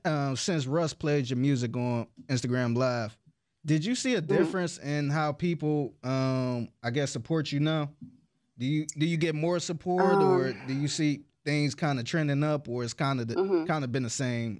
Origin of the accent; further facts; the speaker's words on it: Cleveland, Ohio, United States; moved away; I'm originally from Cleveland, so I was rapping out there.